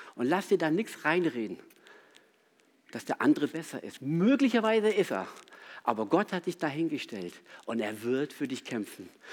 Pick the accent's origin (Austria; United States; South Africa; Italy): South Africa; moved away; Ich bin in Südafrika aufgewachsen